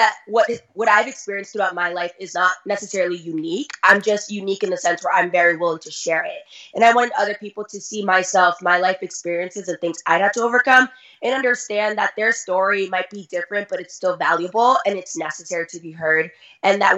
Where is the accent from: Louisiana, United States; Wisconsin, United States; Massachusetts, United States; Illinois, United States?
Massachusetts, United States; Lawrence; I'm from Lawrence, Massachusetts, which has a pretty negative reputation just overall because we are a very poor city and we are a huge immigrant city. So for me, growing up in that environment